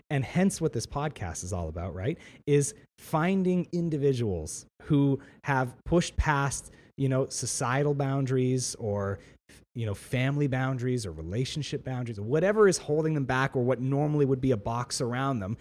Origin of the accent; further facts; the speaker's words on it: Ontario, Canada; I'm a Canadian citizen. In, uh, in on, in Canada and in Ontario, I have a right to education.